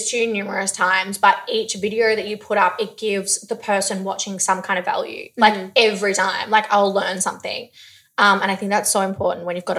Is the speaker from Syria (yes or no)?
no; Australia